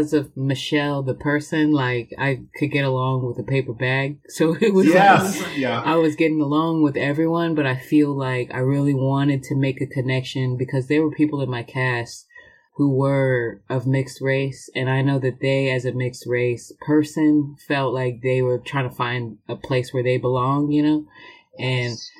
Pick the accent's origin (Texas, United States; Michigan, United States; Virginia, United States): Texas, United States; Round Rock; I was raised in Round Rock